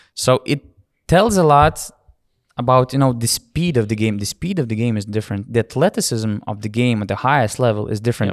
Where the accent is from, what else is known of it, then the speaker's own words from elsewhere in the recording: Lithuania; we are from Lithuania